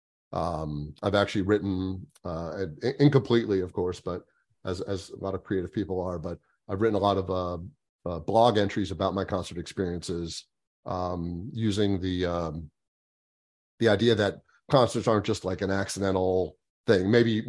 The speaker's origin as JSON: {"language": "English", "region": "Florida", "country": "United States", "tie": "born or raised there", "said": "Yeah, so I was born and raised down here in South Florida."}